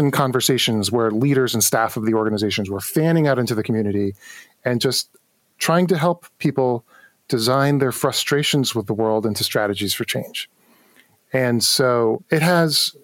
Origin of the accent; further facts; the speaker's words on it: New York City, New York, United States; I grew up in New York City